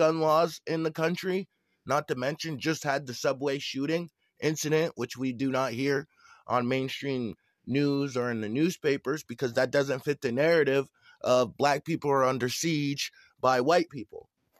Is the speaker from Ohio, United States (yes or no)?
no; Vermont, United States